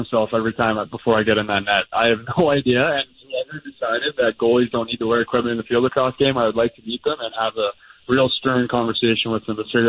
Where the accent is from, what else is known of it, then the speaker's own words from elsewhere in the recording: 45 minutes north of Toronto, Ontario, Canada; now in Denver, United States; Originally, I'm 45 minutes north of Toronto.